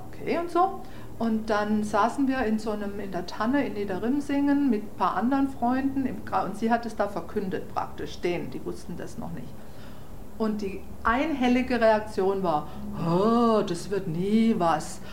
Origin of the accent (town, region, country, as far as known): Freiburg, Baden-Württemberg, Germany; accent: German; first language German; moved away as an adult; now in New York, United States